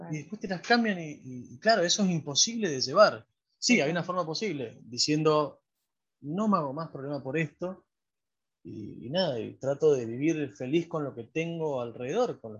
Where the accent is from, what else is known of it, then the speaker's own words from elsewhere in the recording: Río Gallegos, Santa Cruz, Argentina; born there; Yo nací en Río Gallegos, ahí nomás de Comodoro.